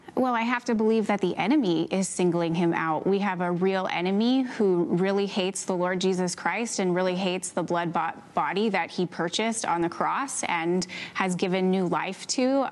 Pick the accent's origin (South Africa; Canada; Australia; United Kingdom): Canada; I am Canadian